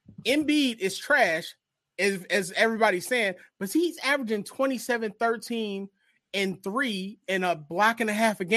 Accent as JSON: {"language": "English", "town": "Philadelphia", "region": "Pennsylvania", "country": "United States", "said": "I'm from North Philly, dog. How about talk is how I talk?"}